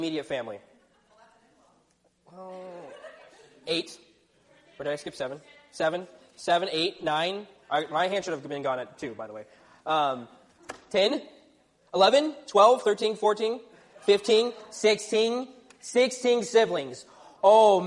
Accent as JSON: {"language": "English", "region": "Texas", "country": "United States", "tie": "born or raised there", "moved": "yes", "said": "I grew up in Texas"}